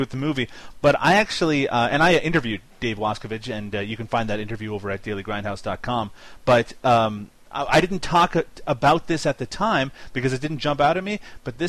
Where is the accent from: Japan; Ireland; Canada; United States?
Canada; accent: Canadian; my Canadian accent